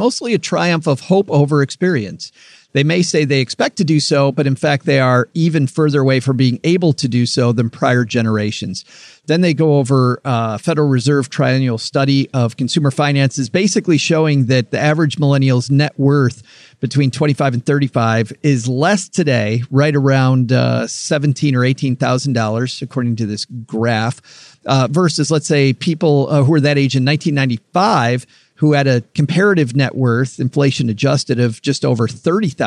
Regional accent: Michigan, United States; being from Michigan, of course, growing up in Michigan

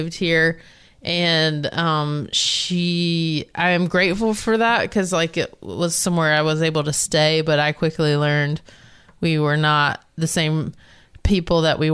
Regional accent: North Carolina, United States; moved away as an adult; now in Los Angeles, United States; growing up in North Carolina

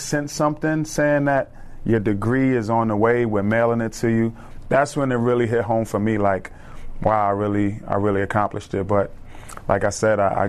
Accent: New York City, New York, United States; moved away; as a kid growing up, I'm from the Bronx, New York

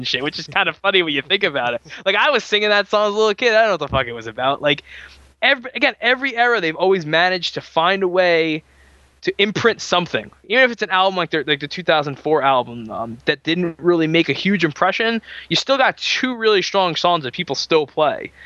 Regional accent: New York, United States; I'm from New York

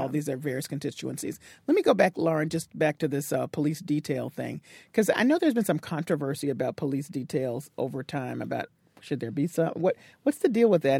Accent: Tennessee, United States; moved away; I grew up in Tennessee, and that's where I learned to drive

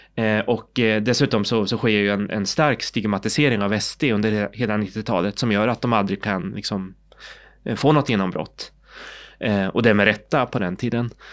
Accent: Sweden; also born or lived in South Korea; Jag är adopterad från Sydkorea, jag kom till Sverige i början på 70-talet och då har jag ju helt och hållet gått i svensk skola

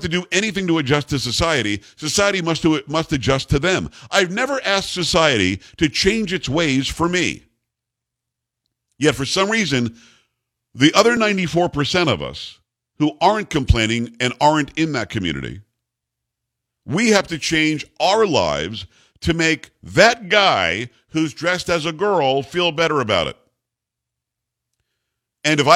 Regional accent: New York, United States; now in Texas, United States; I'm from New York originally

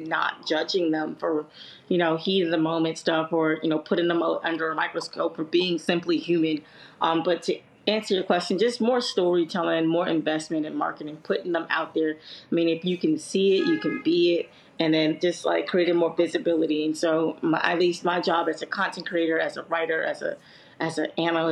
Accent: New York City, New York, United States; I grew up in Harlem.

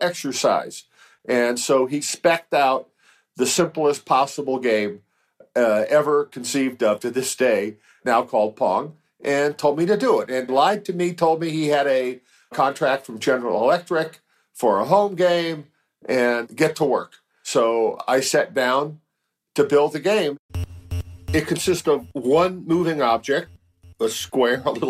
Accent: San Francisco, California, United States; I was born in San Francisco in 1948 and grew up in the city

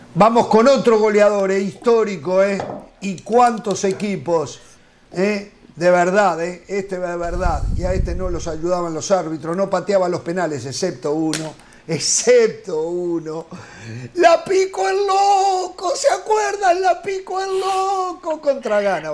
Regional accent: Uruguay; yo como uruguayo

